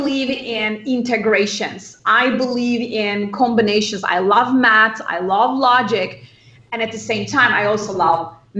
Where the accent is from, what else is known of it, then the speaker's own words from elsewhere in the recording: Turkey; moved away as an adult; now in Los Angeles, United States; I grew up in Turkey, and I studied at the MIT of Turkey, and I went to UCLA